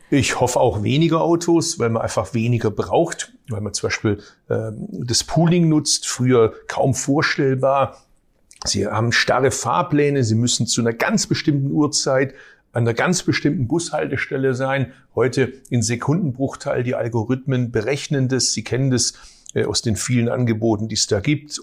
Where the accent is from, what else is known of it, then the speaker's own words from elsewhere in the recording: Baden-Württemberg, Germany; ich komme aus Baden-Württemberg, ich komme aus einer Arbeiterfamilie.